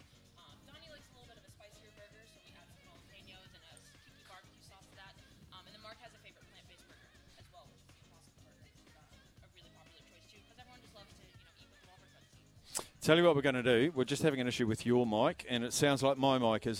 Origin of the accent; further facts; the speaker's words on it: New Zealand; I'm a Kiwi